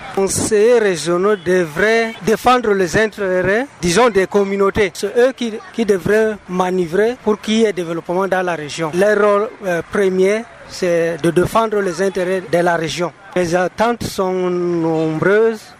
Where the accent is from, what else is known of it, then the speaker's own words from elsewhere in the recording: Woundé, Far North, Cameroon; Surtout nous qui sommes du côté de Paos et surtout moi particulièrement, je suis de Woundé.